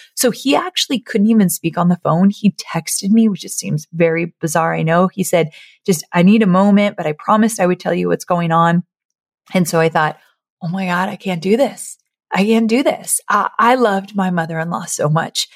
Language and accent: English; Orange County, California, United States; moved away; I grew up in Orange County near L